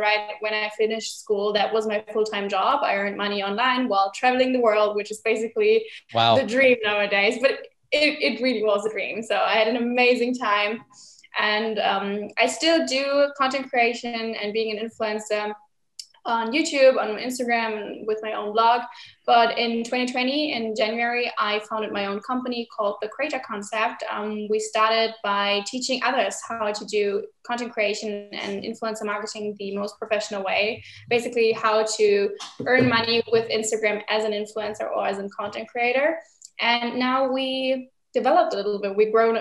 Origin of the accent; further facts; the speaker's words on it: Berlin, Germany; I'm 20 years old and I'm from Berlin, Germany.